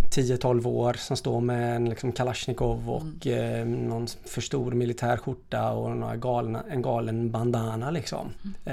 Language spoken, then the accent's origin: Swedish; DR Congo; jag växte upp i Kongo och vi växte upp i gränsen till Angola.